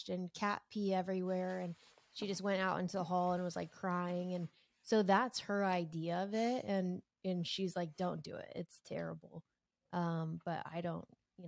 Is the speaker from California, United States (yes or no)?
yes; Southern California, United States; moved away as an adult; now in Lincoln, United States; I was born and raised in Southern California